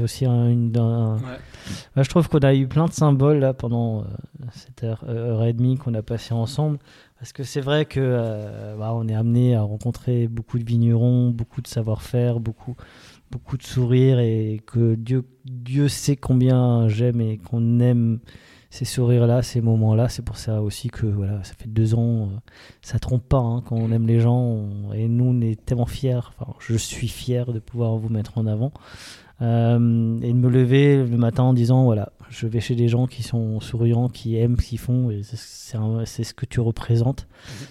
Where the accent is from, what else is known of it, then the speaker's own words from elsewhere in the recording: Alsace, Grand Est, France; on est des Alsaciens